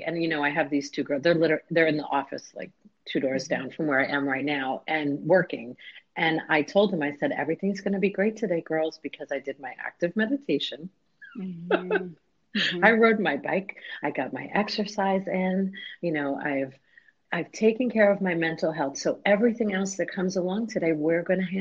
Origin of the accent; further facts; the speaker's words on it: New York, United States; moved away as an adult; now in Florida, United States; I'm from New York originally